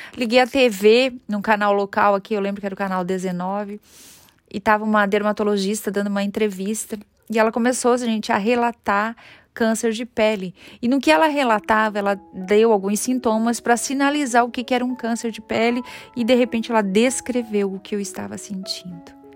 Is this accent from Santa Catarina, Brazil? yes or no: yes; Criciúma, Santa Catarina, Brazil; Nós somos de Criciúma, Santa Catarina